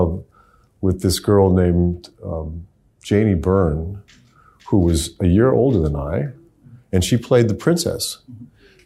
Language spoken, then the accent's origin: English; Pasadena, California, United States; I grew up in Pasadena